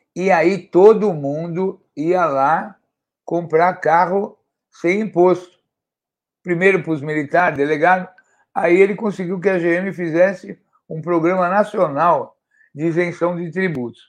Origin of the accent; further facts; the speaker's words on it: São Paulo, Brazil; como eu sou aqui da zona leste da cidade de São Paulo